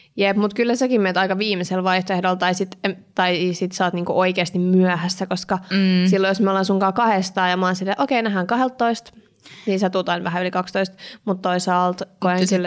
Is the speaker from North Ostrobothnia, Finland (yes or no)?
no; Kirkkonummi, Uusimaa, Finland; now in Espoo, Finland; olen siis asunut lapsena Eevitskuukissa